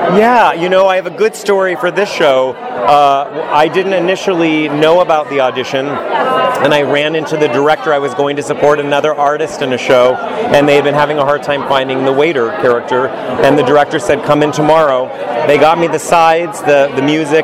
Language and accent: English; California, United States; I grew up here in California